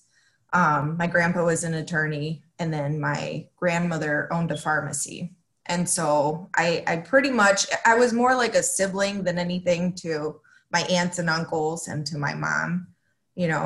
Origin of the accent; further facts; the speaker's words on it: Florida, United States; English is a second language; moved away as an adult; also born or lived in Mexico City, Mexico; now in Rockford, United States; originally I was born in Mexico City and then I moved the United States with my mom when I was 9. Okay. And I moved to Florida. So I grew up in Florida my whole entire life.